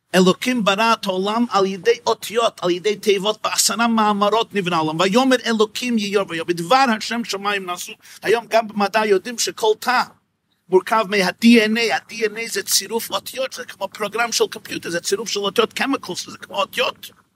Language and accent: Hebrew; New York, United States; השכונה שבה גדלתי ושם נולדתי, בקרון הייטס בברוקלין, ניו יורק